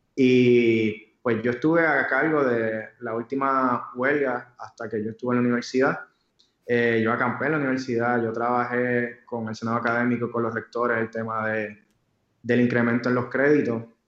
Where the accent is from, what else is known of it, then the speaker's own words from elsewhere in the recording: Puerto Rico; como yo soy puertorriqueño, pues tenía que conocer mi cultura